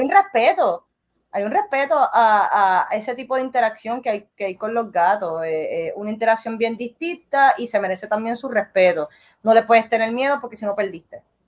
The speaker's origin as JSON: {"language": "Spanish", "country": "Puerto Rico", "also_born_or_lived": "Florida", "said": "yo soy de Puerto Rico"}